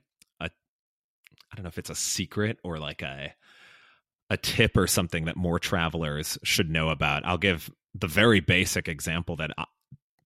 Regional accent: Austin, Texas, United States; I say Austin, Texas

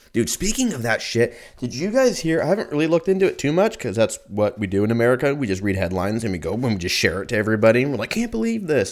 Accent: United States; I'm a, I'm American

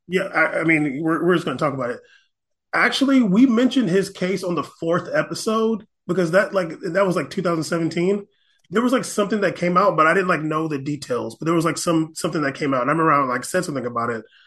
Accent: United States; I'm American

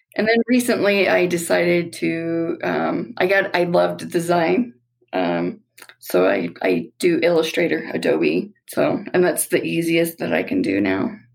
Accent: Nebraska, United States; moved away as an adult; also born or lived in Colorado Springs, Colorado; now in Elizabeth, United States; We're originally from Nebraska. Well, I am.

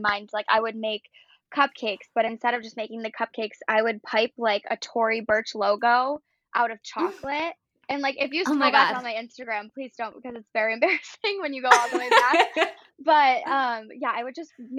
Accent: Buffalo, New York, United States; I grew up in Buffalo, New York

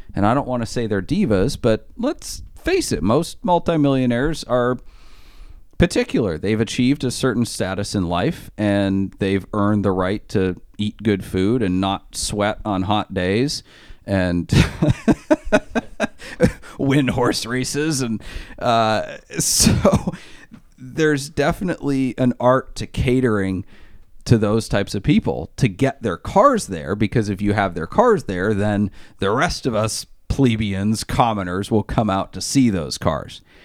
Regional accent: Maine, United States; I'm from Maine

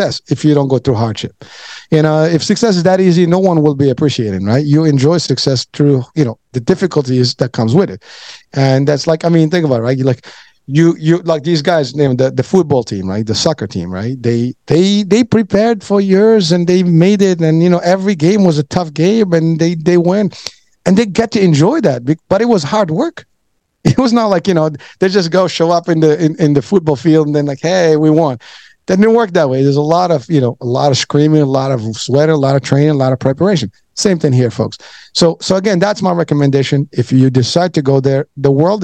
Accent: Morocco; now in United States; I'm from Morocco

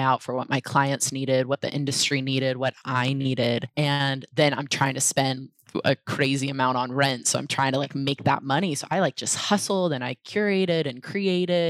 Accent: Portland, Oregon, United States; moved away; also born or lived in New York / San Francisco Bay Area; I grew up in Portland, Oregon

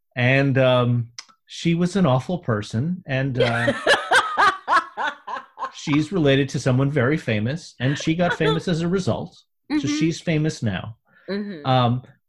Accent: New York, United States; So I went to a very famous high school, mm-hmm. in New York.

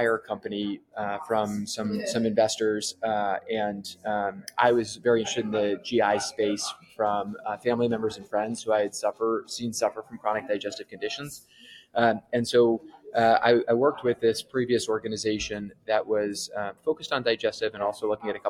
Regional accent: New Jersey, United States; moved away as an adult; also born or lived in Carlisle, Massachusetts / Nashville, Tennessee; So I was born in Carlisle, Massachusetts, but really grew up in New Jersey

